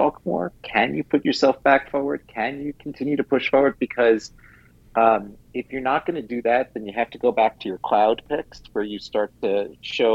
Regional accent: New York City, New York, United States; I was a really tall Jew growing up in New York City at 5'9"

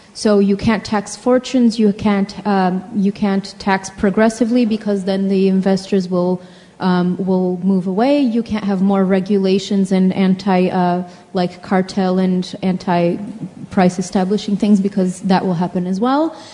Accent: Brazil; I'm from Brazil

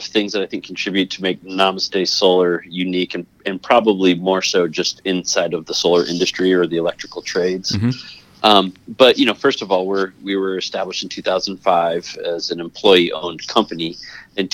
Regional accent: Toledo, Ohio, United States; born there; also born or lived in Connecticut / California; So I was born in Ohio, just outside of Toledo, Ohio, in 1973. And my dad's job moved us around a lot. So I've lived in Connecticut and California, Ohio, et cetera.

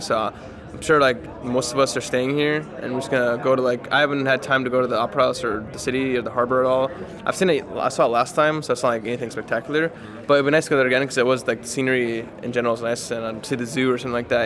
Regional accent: United States; I'm from the United States and like my parents from the United States

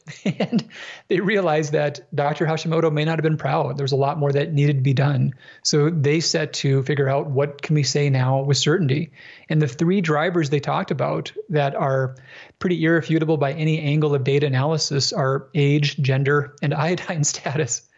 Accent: Minnesota, United States; I grew up in Minnesota

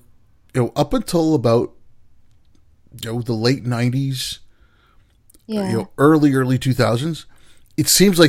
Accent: India; you're from Pakistan, I'm from India

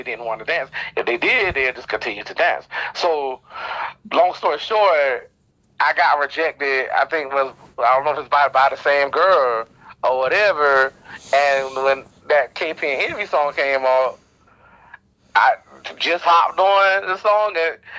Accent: Wilmington, North Carolina, United States; And I'm from Wilmington, North Carolina, born and raised.

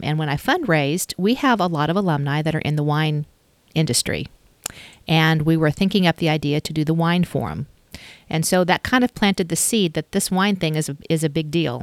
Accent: Stillwater, United States; moved away as an adult; also born or lived in Dallas / Los Angeles / Chicago / Washington, D.C.; I grew up in Stillwater

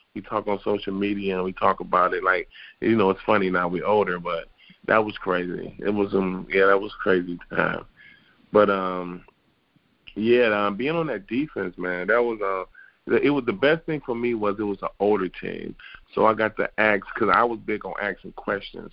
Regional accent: Detroit, Michigan, United States; I was born and raised in Detroit, Michigan

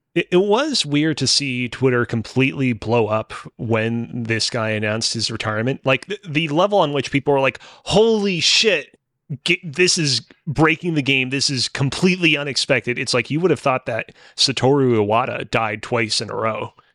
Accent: Montreal, Quebec, Canada; was born and raised in Montreal, still currently lives in it.

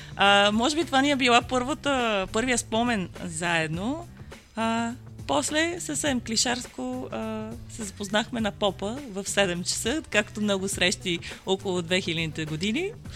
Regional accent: Bulgaria; also born or lived in Germany; аз не съм родена в България, yeah. аз съм родена в а, Германия и това ми беше всъщност първото идване

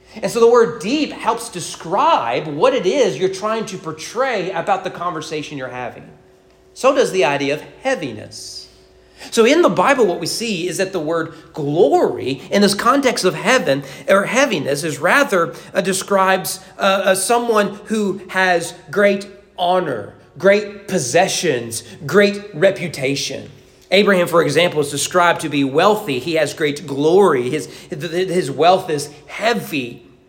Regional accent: United States; as an American

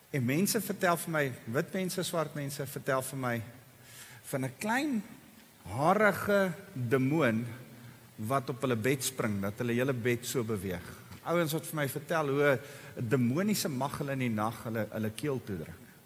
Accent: South Africa; ek en jy As bygelowige Afrikaners

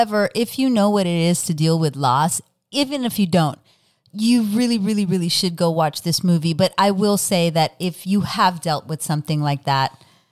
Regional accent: Texas, United States; I know it's Ireland, but I've seen it in my hometown in South sure. Texas too.

